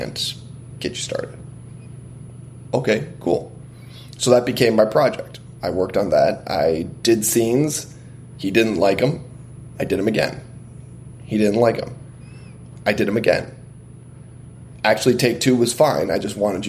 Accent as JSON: {"language": "English", "country": "United States", "said": "I'm Lebanese and Irish, so what I am is an American mutt"}